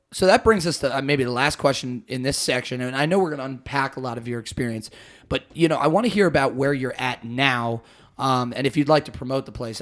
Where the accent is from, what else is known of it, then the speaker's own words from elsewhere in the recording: Baltimore, Maryland, United States; I'm from Baltimore